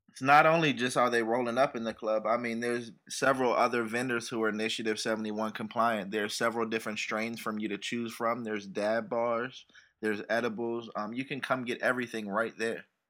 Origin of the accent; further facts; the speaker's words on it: United States; I grew up in Chil, you know, Chillum Riggs Park